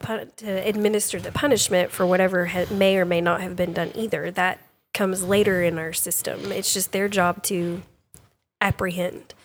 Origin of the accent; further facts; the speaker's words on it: Sulphur Springs, Texas, United States; I grew up in the Sulphur Springs area